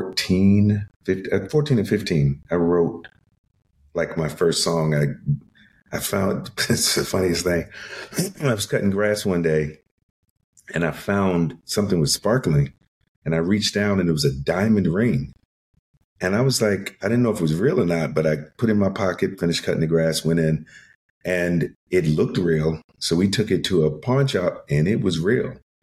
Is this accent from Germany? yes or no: no; Chesapeake, Virginia, United States; moved away; Chesapeake, Virginia. It's a city outside of Norfolk, Virginia Beach.